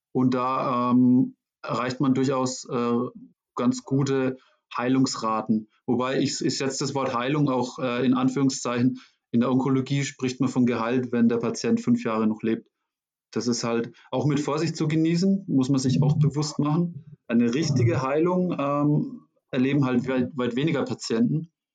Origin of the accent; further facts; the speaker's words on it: Schweinfurt, Bavaria, Germany; wurde eine Stelle frei in meiner Heimatstadt Schweinfurt.